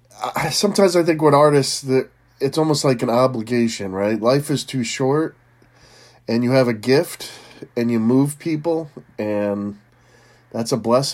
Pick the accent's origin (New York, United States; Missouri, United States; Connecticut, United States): Connecticut, United States; From Connecticut.